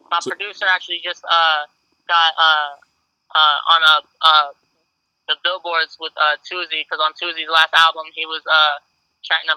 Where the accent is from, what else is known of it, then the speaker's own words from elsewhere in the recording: Fredericksburg, Louisa, Virginia, United States; also born or lived in Boca Raton, Florida; But I actually grew up in Fredericksburg, Virginia, uh, until I was like 10 years old, and then uh, at that point, uh, moved to Louisa, Virginia, went to high school there, and then I moved out of Richmond like two years ago.